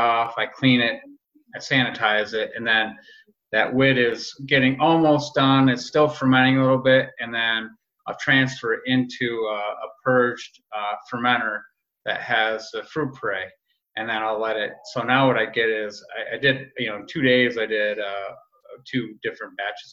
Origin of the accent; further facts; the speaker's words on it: Rochester, New York, United States; a guy who grew up in Rochester. So I'm born and raised on Genesee